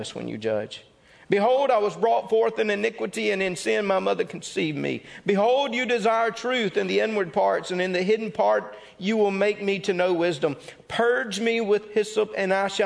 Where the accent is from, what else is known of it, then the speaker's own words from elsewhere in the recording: Mississippi, United States; I'm from Mississippi.